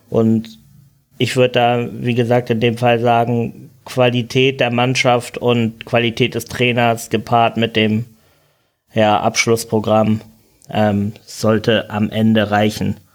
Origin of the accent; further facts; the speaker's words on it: Hamburg, Germany; da bin ich als Hamburger jetzt wahrscheinlich auch der vielleicht falsche Ansprechpartner